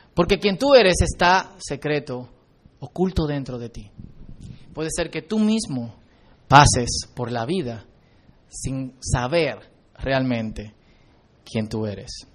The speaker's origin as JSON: {"language": "Spanish", "country": "Dominican Republic", "said": "nosotros los dominicanos"}